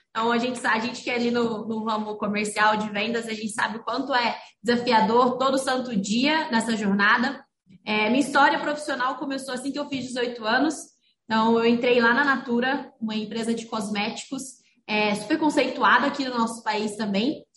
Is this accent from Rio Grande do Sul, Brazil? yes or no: no; Rio Verde, Goiás, Brazil; moved away as an adult; now in Franca, Brazil; eu venho de Rio Verde, Goiás